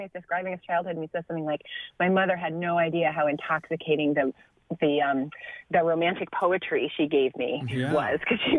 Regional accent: Michigan, United States; also born or lived in Paris, France; I was born in Paris, actually, and then mostly grew up in Michigan.

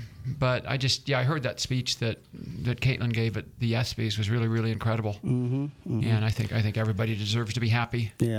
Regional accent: Berkeley, California, United States; Berkeley is my hometown

